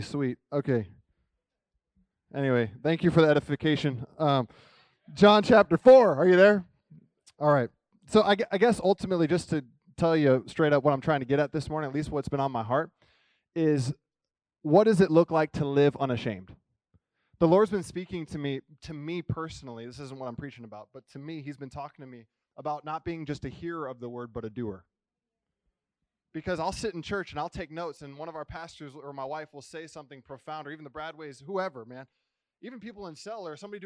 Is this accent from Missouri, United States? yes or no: yes; Kansas City, Missouri, United States; I'm from Kansas City